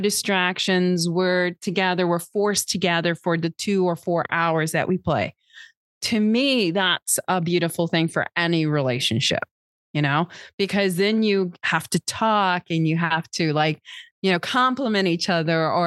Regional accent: Texas, United States; now in Milwaukee, United States; I'm originally from Texas.

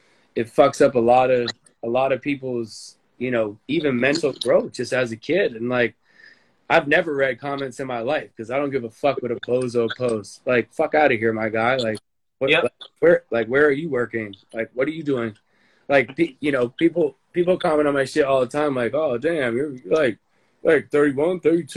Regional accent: United States

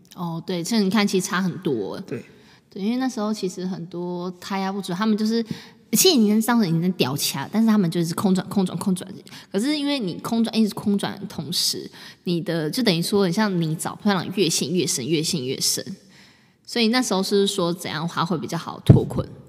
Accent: Taipei, Taiwan; 我们是台北人。对，我们就住台北

